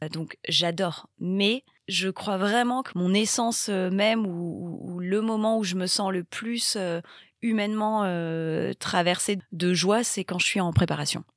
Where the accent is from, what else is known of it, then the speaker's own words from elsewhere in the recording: Bayonne, Nouvelle-Aquitaine, France; moved away as an adult; now in Paris, France; J'ai grandi au Pays Basque, j'ai grandi à Bayonne et je vis à Paris depuis euh, plus de dix ans